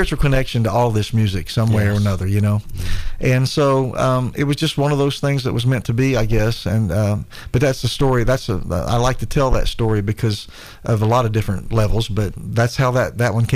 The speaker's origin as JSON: {"language": "English", "town": "Chillicothe", "region": "Ohio", "country": "United States", "said": "I'm from Chillicothe, Ohio"}